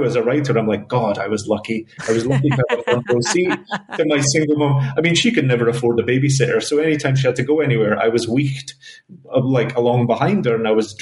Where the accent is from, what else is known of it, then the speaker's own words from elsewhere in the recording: Glasgow, Scotland, United Kingdom; now in New York, United States; Glasgow is my spiritual heart